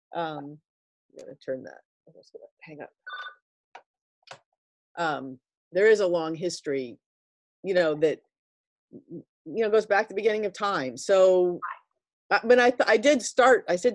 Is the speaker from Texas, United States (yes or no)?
yes; Dallas, Texas, United States; I'm from Dallas